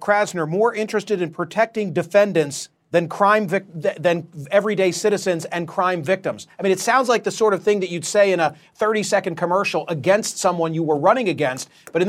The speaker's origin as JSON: {"language": "English", "town": "Philadelphia", "region": "Pennsylvania", "country": "United States", "tie": "born or raised there", "said": "right here in my hometown of Philadelphia."}